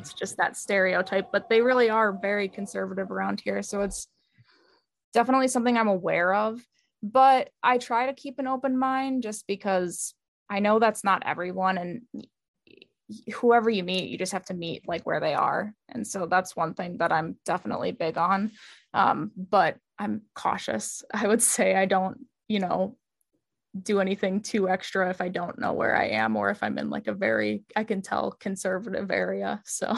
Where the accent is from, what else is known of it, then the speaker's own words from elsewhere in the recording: Wisconsin, United States; moved away as an adult; also born or lived in Philadelphia; now in Nashville, United States; raised in Wisconsin mostly